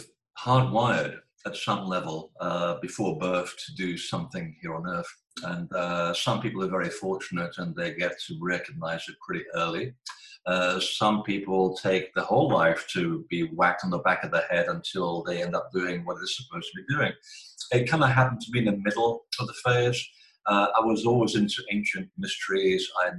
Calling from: Portland, Maine, United States; Portland, Maine. We're having a very unusual hot day.

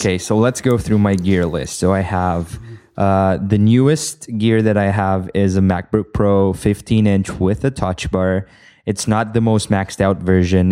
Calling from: Bucharest, Romania; I am calling from Bucharest, Romania

